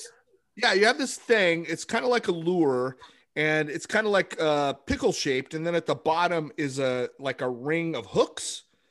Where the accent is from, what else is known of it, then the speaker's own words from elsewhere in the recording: Bremerton, Washington, United States; When I was growing up in Bremerton, which you know the town, Matt.